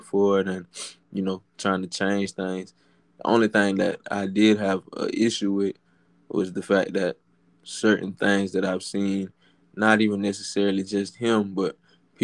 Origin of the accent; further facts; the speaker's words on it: Dublin, Georgia, United States; I'm from Dublin, Georgia. It's a small